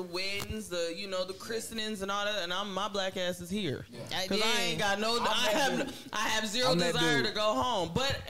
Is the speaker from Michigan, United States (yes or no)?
yes; Jackson, Michigan, United States; born or raised there; moved away; also born or lived in Detroit